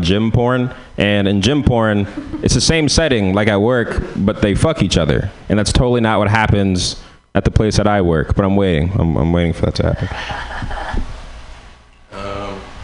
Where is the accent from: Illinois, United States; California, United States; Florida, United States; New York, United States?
California, United States; San Francisco; I'm from San Francisco